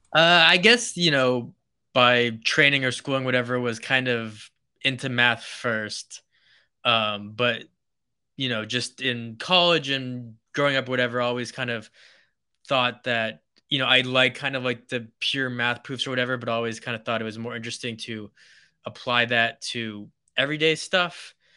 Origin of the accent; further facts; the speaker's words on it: New Hampshire and Maine, New England, United States; moved away as an adult; now in Los Angeles, United States; coming from New England, where I, I grew up in New Hampshire and Maine